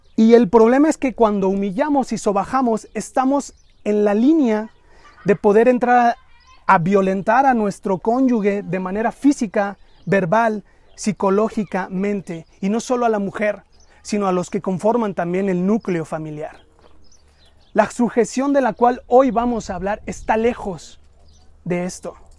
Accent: Mexico; culturalmente los mexicanos somos muy familiaros

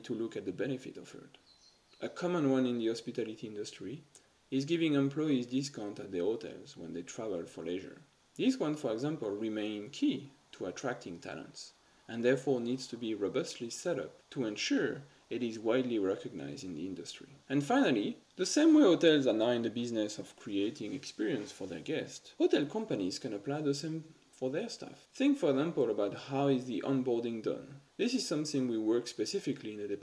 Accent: France; moved away as an adult; also born or lived in United Kingdom / Guangzhou, China; now in Shanghai, China; I actually never worked in France. I left my home country for the UK right after graduating from university

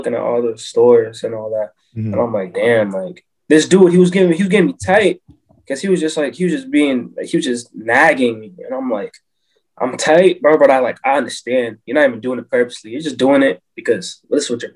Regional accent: Brockton, Massachusetts, United States; It was difficult growing up in Brockton

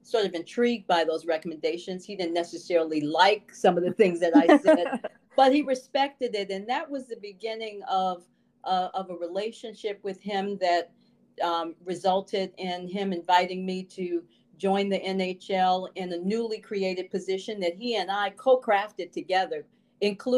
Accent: Chicago, Illinois, United States; my experience growing up in Chicago in the 60s

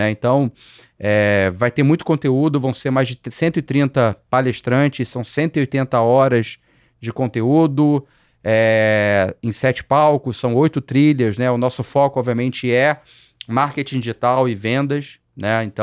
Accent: Rio de Janeiro, Brazil; É, eu ainda morava no Rio, sou carioca, né? Para quem ainda não percebeu

